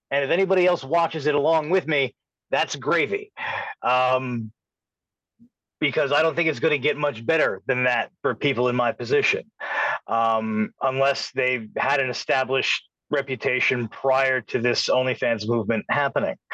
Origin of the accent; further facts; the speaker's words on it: New York, United States; I I just growing up on Long Island